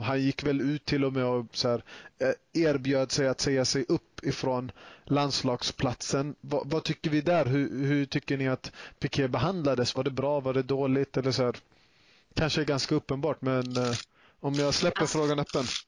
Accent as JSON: {"language": "Swedish", "country": "Sweden", "tie": "born or raised there", "said": "jag själv är både född och uppvuxen i Sverige"}